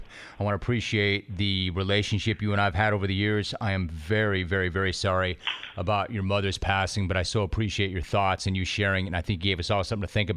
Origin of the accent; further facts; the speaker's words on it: Calabasas, California, United States; I grew up in the San Fernando Valley. I grew up in Calabasas.